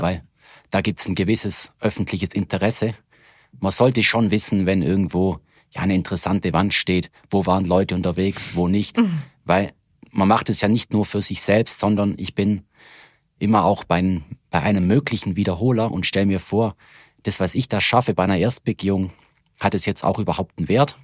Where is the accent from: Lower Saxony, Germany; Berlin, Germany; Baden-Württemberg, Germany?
Baden-Württemberg, Germany; Reutlingen; ich komme aus Reutling und dort aus der römer Schanzsiedlung